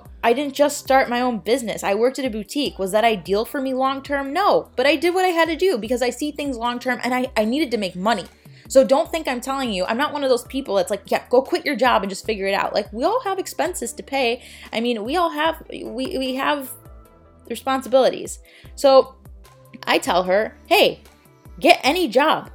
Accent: Chicago, Illinois, United States; moved away as an adult; now in Florida, United States; I'm from Chicago.

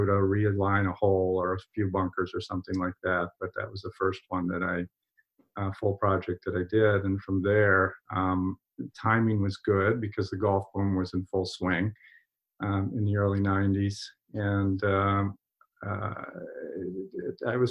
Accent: Pennsylvania, United States; moved away as an adult; now in Maine, United States; I'm originally from Pennsylvania, although I've been in Maine for 40 years

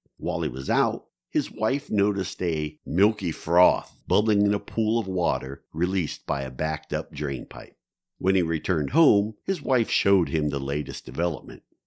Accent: New Philadelphia, Ohio, United States; the town of New Philadelphia, Ohio, my hometown

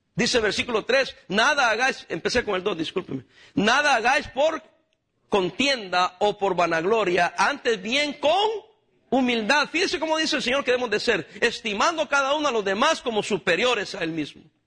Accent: El Salvador; moved away; yo soy del Salvador

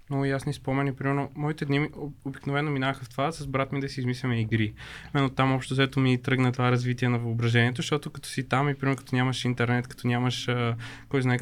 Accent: Sredets, Rhodopes, Bulgaria; Ми, аз израснах в едно малко планинско село в Родопите, Средец се казва. А, то обществото там е много малко, всички се познавахме.

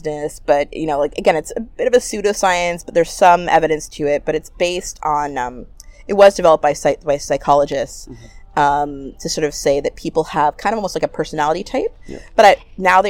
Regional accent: Ottawa, Ontario, Canada; I'm born and raised in Ottawa

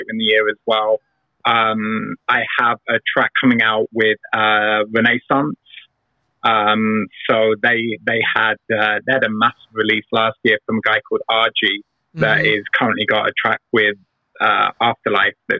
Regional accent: England, United Kingdom; moved away; I'm English.

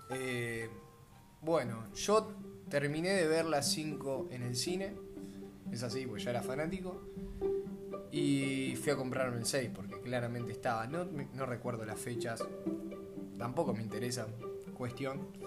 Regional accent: near Mar del Plata, Buenos Aires Province, Argentina; yo soy de Valcarce, un pueblito ah, cerca de Mar del Plata.

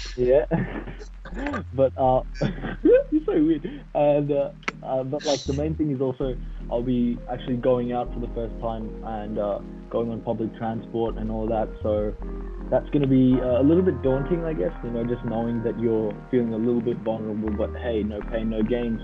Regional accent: Canada; moved away; I wanted to go back to Canada, you know, as I am obviously a Canadian

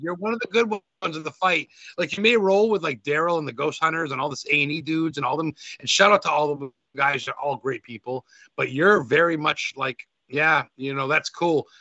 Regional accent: United States

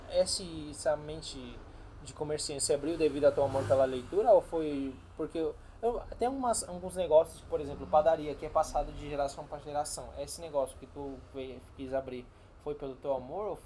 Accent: São Paulo, Brazil; Eu sou de São Paulo.

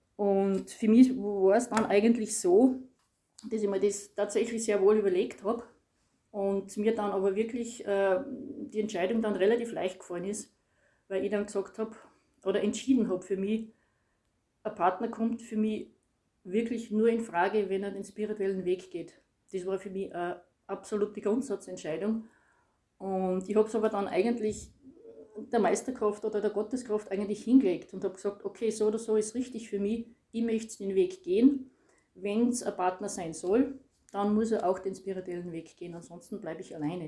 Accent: Styria, Austria; bin aus der Steiermark

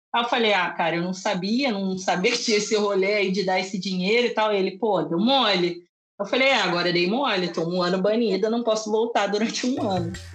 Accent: Rio de Janeiro, Brazil; eu sou do Rio de Janeiro

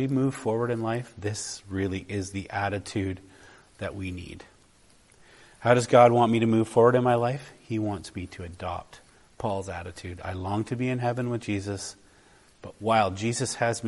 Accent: Canada; I'm a Canadian traveling to another part of the world. Do people know I'm a Canadian by the way I am?

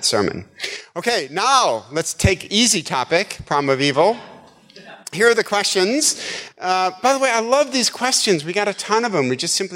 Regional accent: Midwest, United States; moved away; I'm from the Midwest

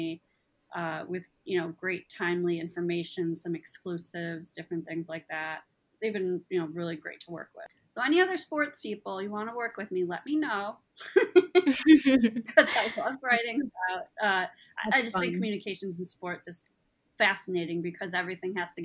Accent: Buffalo, New York, United States; I grew up in Buffalo, New York.

